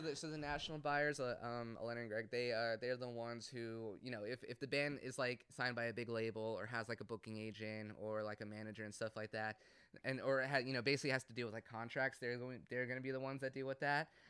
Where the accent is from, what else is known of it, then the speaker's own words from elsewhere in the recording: Cumming, Georgia, United States; I grew up in Cumming